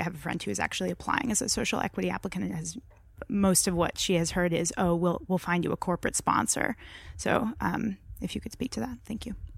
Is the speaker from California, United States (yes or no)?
yes; California, United States; moved away; I'm from California